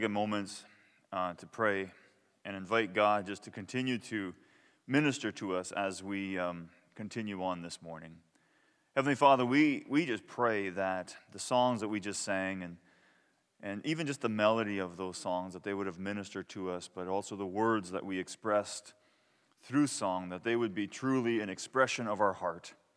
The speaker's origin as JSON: {"language": "English", "country": "Canada", "said": "I was from Canada"}